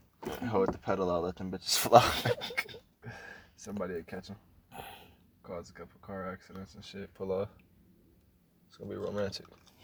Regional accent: Akron, Ohio, United States; I'm from Akron, where he was born and raised.

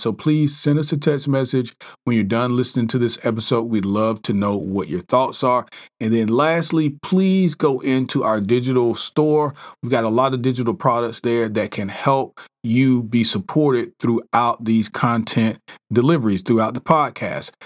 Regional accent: South Carolina, United States; I grew up in South Carolina

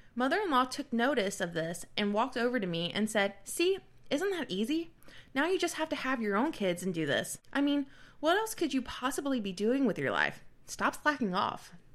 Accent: the South, United States; growing up in the South as a woman

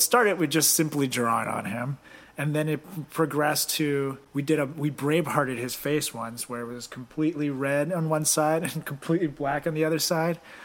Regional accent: Venezuela; I'm from Venezuela

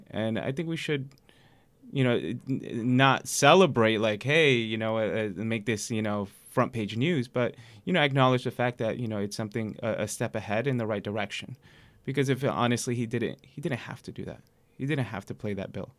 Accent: New York City, New York, United States; I grew up in Queens

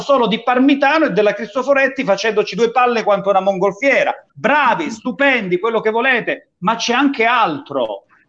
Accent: Calabria, Italy

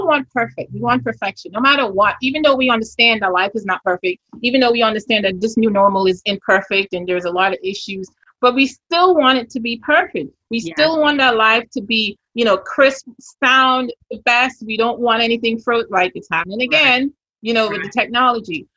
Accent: Grenada; accent: Grenadian; moved away; this Grenadian accent

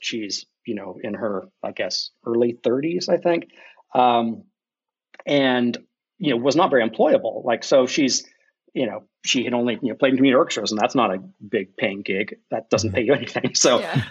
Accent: Ohio, United States; I'm from Ohio

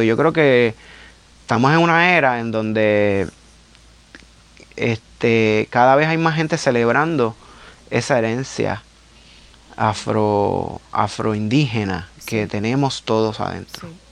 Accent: Carolina, Puerto Rico; como yo soy del pueblo de Carolina, pues estaba bien expuesto a murales desde bien chamaquito

